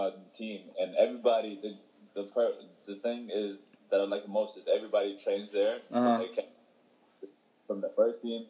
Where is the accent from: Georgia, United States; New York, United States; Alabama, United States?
Georgia, United States; Atlanta; born or raised there; also born or lived in Ethiopia